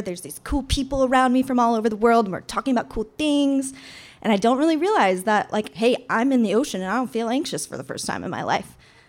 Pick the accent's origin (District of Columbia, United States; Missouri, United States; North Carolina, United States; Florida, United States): Missouri, United States; Lake of the Ozarks; moved away as an adult; now in Sitka, United States; I grew up in Lake of the Ozarks, Missouri, which Missouri, if you guys know, is in the middle of America, and Lake of the Ozarks is in the middle of Missouri.